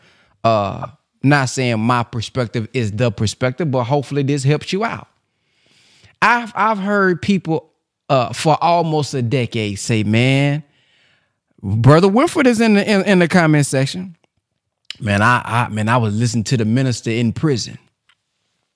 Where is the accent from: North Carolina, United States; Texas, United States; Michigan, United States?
Texas, United States; Dallas; I'm from South Oak Cliff.